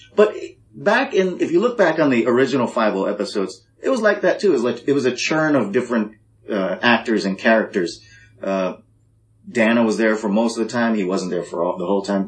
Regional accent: Hawaii, United States; I'm a guy from Hawaii

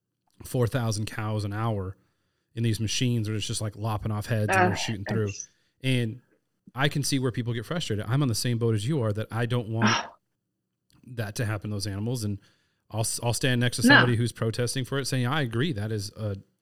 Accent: Long Beach, California, United States; I'm actually born and raised in Long Beach, California

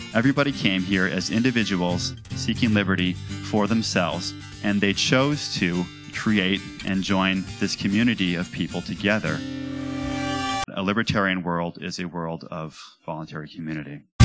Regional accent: Nashua, New Hampshire, United States; growing up in Nashua, New Hampshire, at Christmas time

